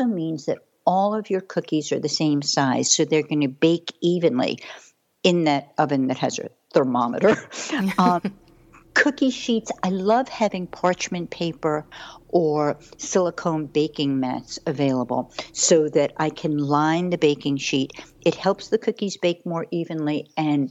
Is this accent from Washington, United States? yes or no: no; New York City, New York, United States; moved away as an adult; also born or lived in Manhattan / Paris; I grew up in Brooklyn